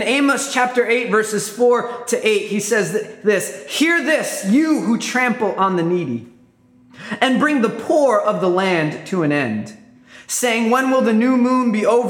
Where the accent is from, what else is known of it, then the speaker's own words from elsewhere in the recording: New York, United States; I grew up in New York, and I tell everybody I'm a New York mutt.